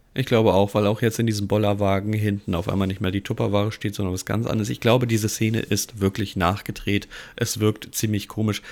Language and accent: German; Giessen, Hesse, Germany; now in Hamburg, Germany; ich bin gebürtig aus Hessen, ähm, geboren in Gießen